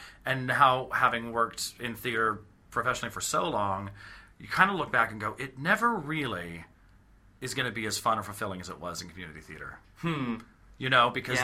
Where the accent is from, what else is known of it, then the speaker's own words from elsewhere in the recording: Orem, Utah, United States; I am from Orem, Utah, and I grew up in a fine, upstanding Mormon family